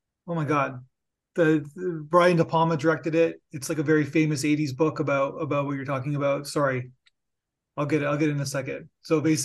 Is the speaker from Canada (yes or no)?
yes; Canada; I'm Canadian